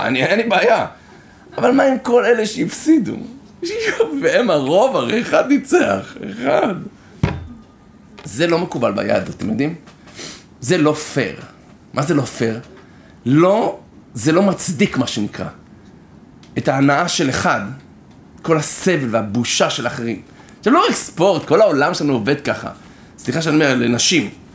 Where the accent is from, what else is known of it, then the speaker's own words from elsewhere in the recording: Israel; I'm Israeli